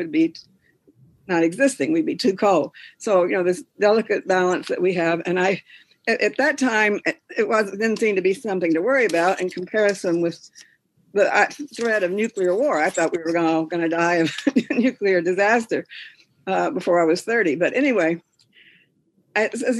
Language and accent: English; Kentucky, United States; moved away as an adult; now in Maine, United States; I grew up in Kentucky